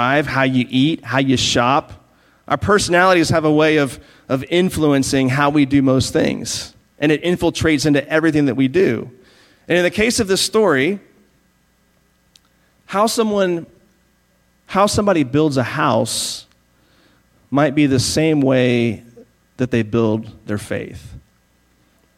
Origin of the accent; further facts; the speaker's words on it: Virginia, United States; moved away; I grew up in Virginia